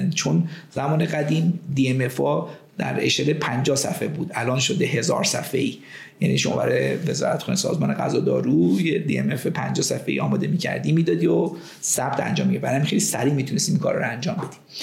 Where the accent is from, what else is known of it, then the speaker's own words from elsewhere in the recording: Tehran, Tehran Province, Iran; moved away as an adult; در همین محله فاطمی به دنیا اومدم و دوره دبستانم رو در مدرسه ایران جهانبانی گذروندم